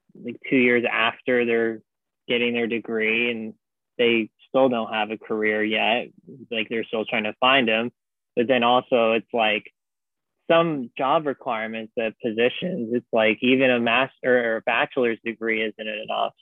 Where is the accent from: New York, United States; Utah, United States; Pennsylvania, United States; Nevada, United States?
Nevada, United States; Las Vegas; moved away; I'm from Las Vegas. So I transferred from a community college where I'm from in Las Vegas